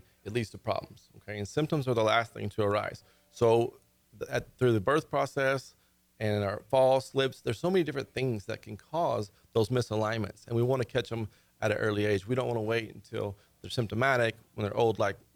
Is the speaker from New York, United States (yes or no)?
no; Conroe, Texas, United States; I've been practicing for 12 years here in Conroe. I was at some of the other clinics, and then this is my hometown. So I wanted to come back home